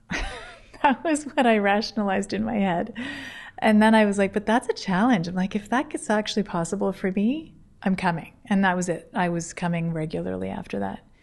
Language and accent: English; Toronto, Ontario, Canada; moved away as an adult; now in Guelph, Canada; I'm from Toronto